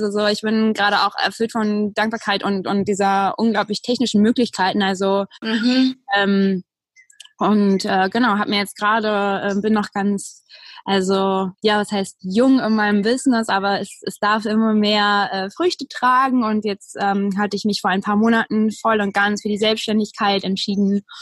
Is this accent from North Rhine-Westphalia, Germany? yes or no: no; Berlin, Germany; moved away; bin aufs Land gezogen, habe äh, meine Heimatstadt Berlin verlassen